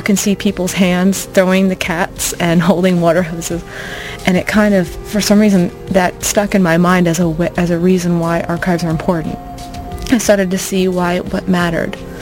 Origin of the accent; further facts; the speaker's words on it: Florida, United States; moved away as an adult; also born or lived in North Carolina; now in Irvine, United States; I'm from Florida, but I went to college at Duke University in North Carolina